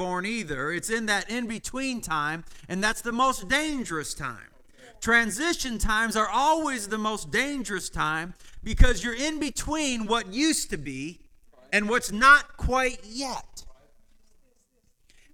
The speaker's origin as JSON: {"language": "English", "region": "Michigan", "country": "United States", "tie": "born or raised there", "said": "as a child, I understood, because I grew up in Michigan with farms all around me"}